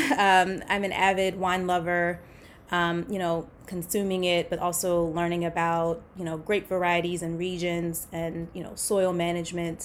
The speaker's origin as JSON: {"language": "English", "town": "Baltimore", "region": "Maryland", "country": "United States", "tie": "born or raised there", "said": "I grew up in Baltimore, Maryland."}